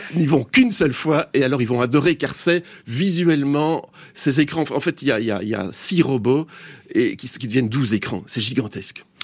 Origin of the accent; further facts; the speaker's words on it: Belgium; Il faut même plus dire qu'on est belge maintenant